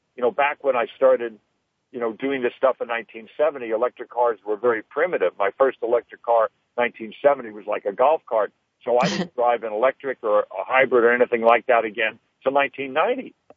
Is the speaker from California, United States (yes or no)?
yes; Los Angeles, California, United States; when I was a kid growing up in the San Fernando Valley